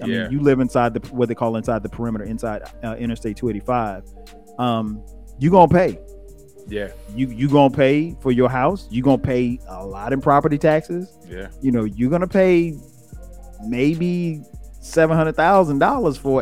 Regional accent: Florence, South Carolina, United States; moved away as an adult; now in Atlanta, United States; I grew up in Florence, South Carolina. That's where I'm from

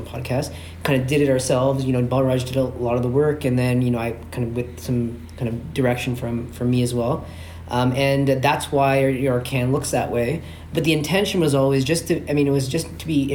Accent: Toronto, Ontario, Canada; I'm born and raised in Scarborough.

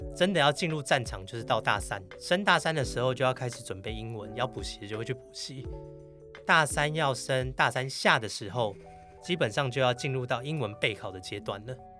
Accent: Taiwan; also born or lived in United States; 就只有我一个台湾人

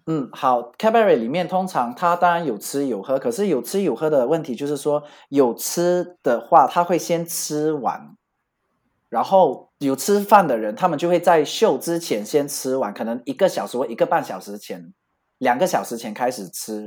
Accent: Malaysia; moved away as an adult; also born or lived in Bali, Indonesia; now in Paris, France; 因为我是马来西亚人，那我们这边就叫假斗

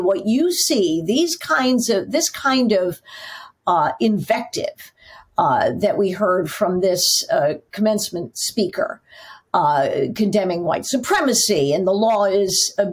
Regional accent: Northwest Indiana, United States; now in New York, United States; I grew up in Northwest Indiana, so not far from Michigan at all

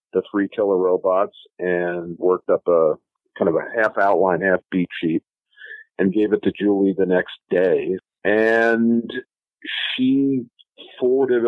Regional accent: New York City, New York, United States; moved away as an adult; I grew up in New York City

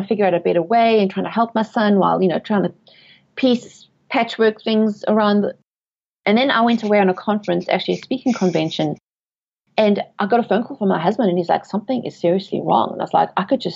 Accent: South Africa; moved away as an adult; also born or lived in England; now in United States; I was born and raised in South Africa, and I've lived in England, but I have been in the USA for 12 years now.

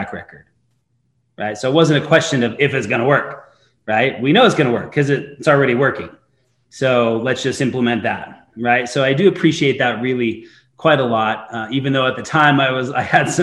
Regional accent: Eastern Idaho, United States; I grew up in Eastern Idaho

